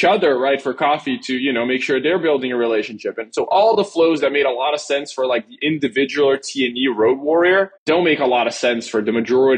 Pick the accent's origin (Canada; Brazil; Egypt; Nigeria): Brazil; moved away; born and raised in Brazil.